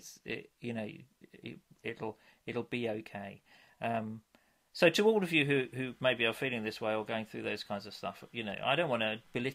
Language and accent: English; England, United Kingdom; we're English